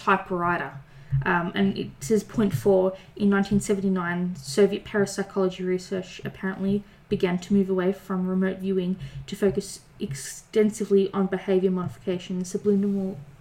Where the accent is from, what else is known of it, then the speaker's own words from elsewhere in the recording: Melbourne, Victoria, Australia; I'm from Melbourne.